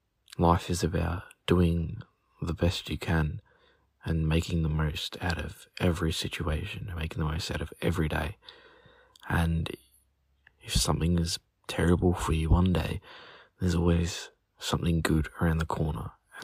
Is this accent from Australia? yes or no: yes; Australia; I'm from Australia.